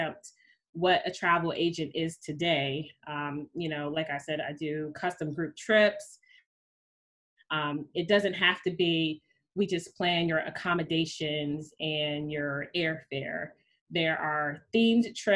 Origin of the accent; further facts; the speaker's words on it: Washington, District of Columbia, United States; also born or lived in New York City / Trinidad and Tobago; I was born and raised in the Washington, D.C. area. I have basically been here